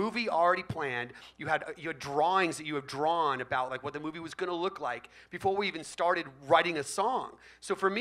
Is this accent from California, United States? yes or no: yes; Bay Area, California, United States; I grew up in the Bay Area